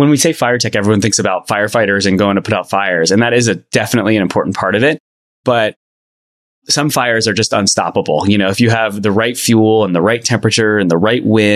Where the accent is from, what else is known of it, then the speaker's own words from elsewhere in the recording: New York area, United States; moved away; I'm originally from the New York area